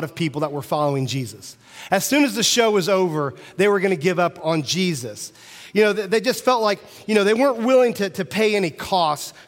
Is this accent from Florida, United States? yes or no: no; Central Illinois, United States; I'm from Central Illinois.